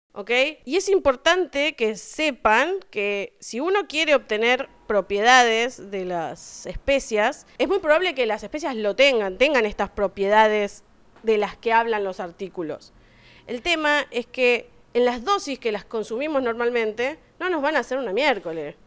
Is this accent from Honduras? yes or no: no; Argentina; yo no encontré muchas cosas argentinas, porque nosotros somos una mezcla de cosas de todos lados